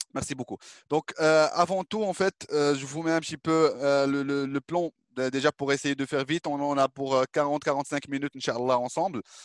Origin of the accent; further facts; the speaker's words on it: Morocco; En tant que Marocain